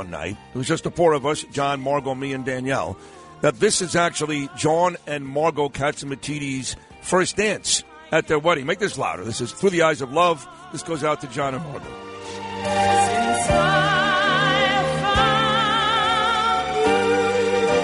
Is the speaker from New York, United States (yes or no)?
yes; New York City, New York, United States; I grew up in Brooklyn, as you guys know, East 22nd and Quentin.